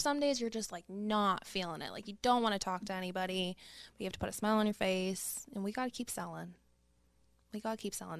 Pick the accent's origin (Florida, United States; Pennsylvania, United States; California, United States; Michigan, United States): Pennsylvania, United States; Pittsburgh; I grew up in Morningside